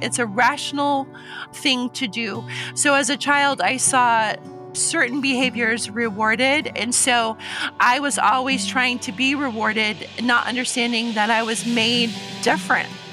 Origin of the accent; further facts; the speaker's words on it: Omaha, Nebraska, United States; now in Puyallup, United States; I grew up in Omaha, Nebraska